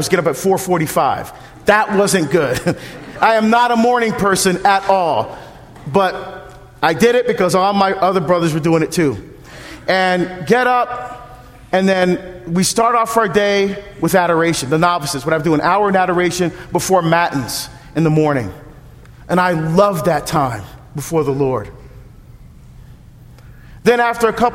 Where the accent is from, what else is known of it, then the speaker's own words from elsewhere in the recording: New Jersey, United States; moved away as an adult; also born or lived in West Coast of the United States; I'm from Jersey